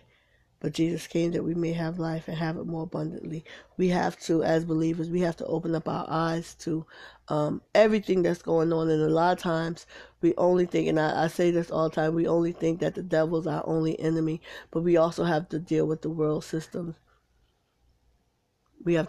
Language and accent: English; Paterson, New Jersey, United States; now in South Carolina, United States; my hometown, Patterson